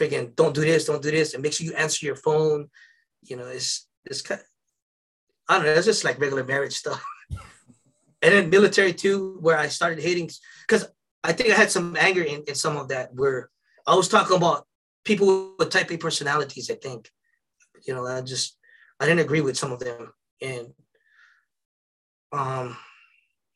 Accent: Philippines; I'm Filipino.

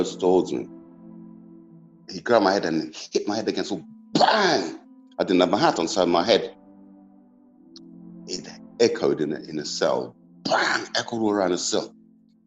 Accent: London, United Kingdom; growing up in Peckham

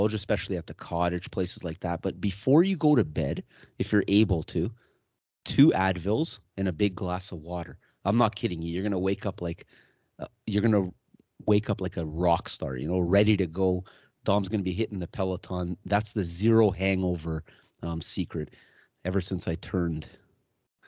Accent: Germany; now in Canada; I was born in Germany and I'm European.

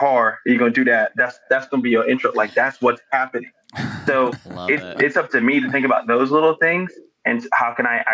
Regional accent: New York City, New York, United States; also born or lived in Las Vegas, Nevada; now in Tulsa, United States; I was born in New York and then I moved to Las Vegas. I lived in Las Vegas for like a decade.

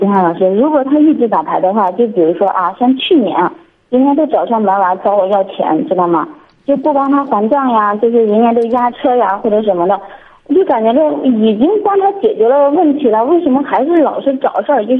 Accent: Shandong, China; 山东的。

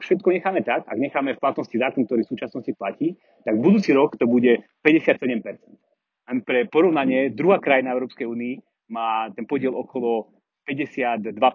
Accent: Slovakia

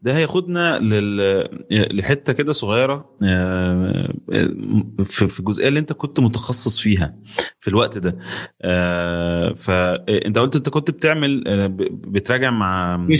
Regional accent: Egypt; احنا مصريين

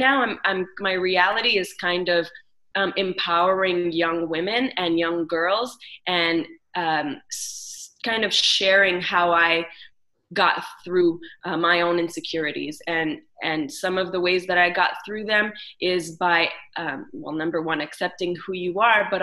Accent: Montreal, Quebec, Canada; I was raised in Montreal

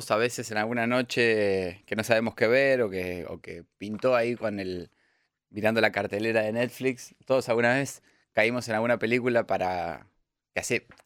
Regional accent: Pergamino, Buenos Aires Province, Argentina; soy de Pergamino, no, viví nunca en Chipolete.

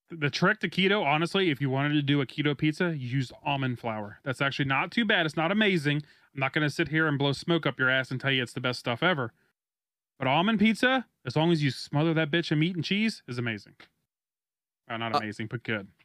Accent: United States; I'm an American

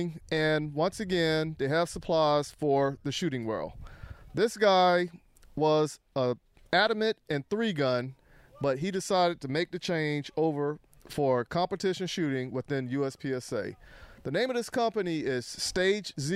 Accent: Charlotte, North Carolina, United States; I grew up in Charlotte also

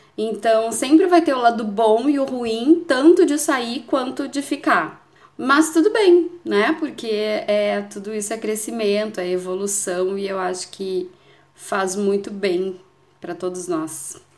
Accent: Porto Alegre, Rio Grande do Sul, Brazil; moved away as an adult; now in Portugal; sou brasileira de Porto Alegre, no Rio Grande do Sul, e moro em Portugal há pouco mais de dois anos

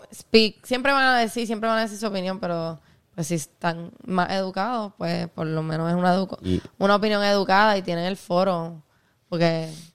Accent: Puerto Rico; born or raised there; also born or lived in Ponce

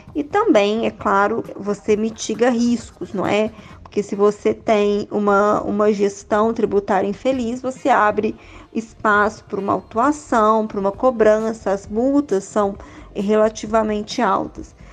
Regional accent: interior of Minas Gerais, Brazil; also born or lived in Belo Horizonte; eu sou do interior de Minas, eu venho de uma família de professores

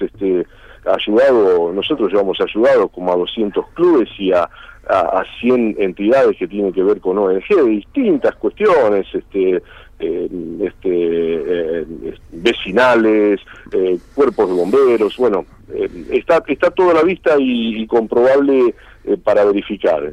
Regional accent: Argentina; somos argentinos

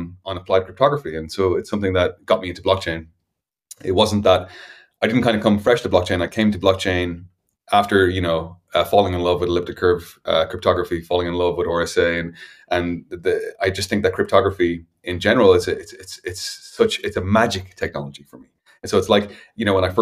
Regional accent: Dublin, Leinster, Ireland; I come from Dublin in Ireland

